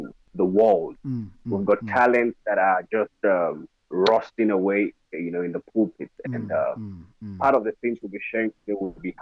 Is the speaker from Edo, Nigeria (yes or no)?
yes; Edo, Nigeria; I'm from Edo State, Nigeria